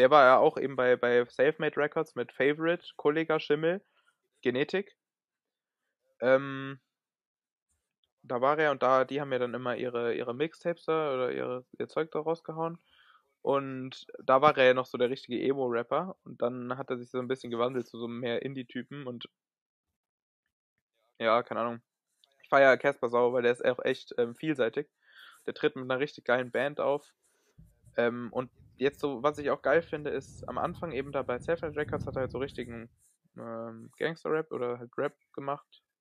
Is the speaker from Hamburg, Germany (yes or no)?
no; Frankfurt, Hesse, Germany; was ich auch auf jeden Fall noch sagen muss als Frankfurter, ist natürlich ….